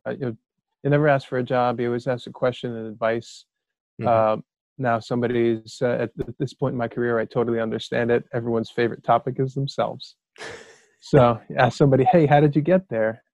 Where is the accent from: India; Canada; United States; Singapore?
United States; also born or lived in Bethlehem, Pennsylvania; I grew up right outside New York City